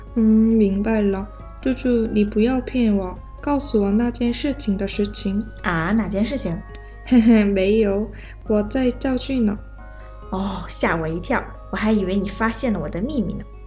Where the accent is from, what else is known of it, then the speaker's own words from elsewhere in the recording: South Korea; Chinese is a second language; moved away; 我是来自韩国的